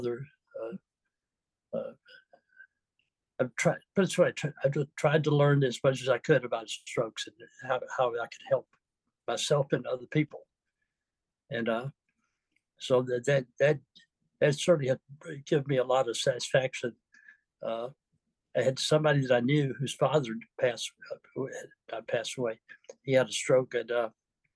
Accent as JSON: {"language": "English", "region": "Mississippi", "country": "United States", "also_born_or_lived": "San Diego, United States", "moved": "as an adult", "lives_now": "Vallejo, United States", "said": "I'm from Mississippi originally. Where my family has been for generations"}